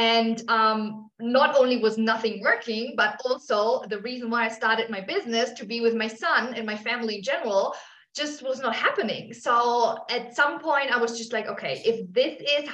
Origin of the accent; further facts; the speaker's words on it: Germany; moved away as an adult; also born or lived in Australia; now in South America; I'm from Germany originally.